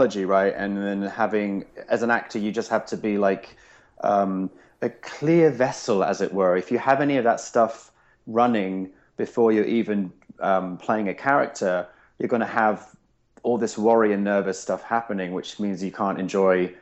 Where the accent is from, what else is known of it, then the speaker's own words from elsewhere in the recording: England, United Kingdom; now in United States; I'm English